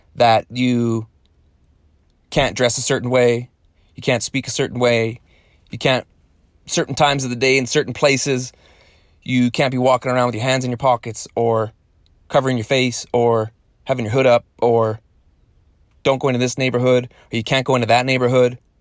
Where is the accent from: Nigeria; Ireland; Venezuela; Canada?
Canada; born in Canada, and then I'm Canadian